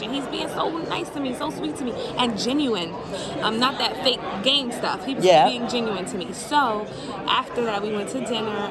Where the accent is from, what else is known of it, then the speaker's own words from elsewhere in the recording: North Plainfield, New Jersey, United States; I'm from New Jersey